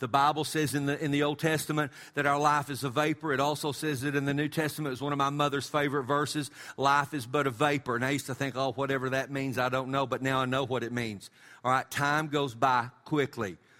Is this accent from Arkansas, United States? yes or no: no; West Texas, United States; we're from West Texas.